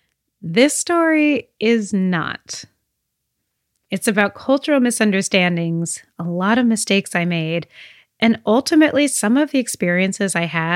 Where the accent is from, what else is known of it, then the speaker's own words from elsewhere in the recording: United States; I am American and I'm part of the study abroad program.